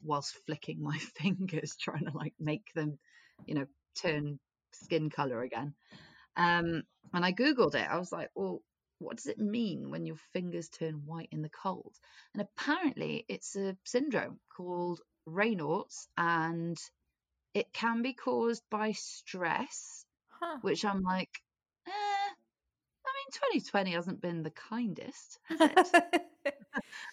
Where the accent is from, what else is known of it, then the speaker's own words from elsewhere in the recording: Wales, United Kingdom; as a Welsh person